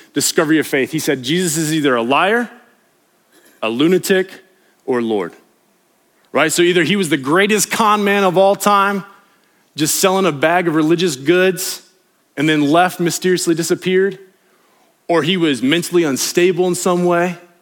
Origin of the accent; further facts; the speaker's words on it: West Virginia, United States; I grew up on the East Coast in West Virginia